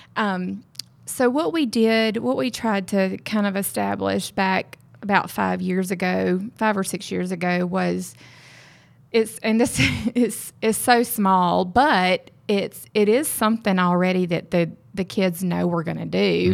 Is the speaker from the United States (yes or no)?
yes; Mississippi, United States; moved away as an adult; also born or lived in West Texas; now in Texas, United States; I'm from Mississippi.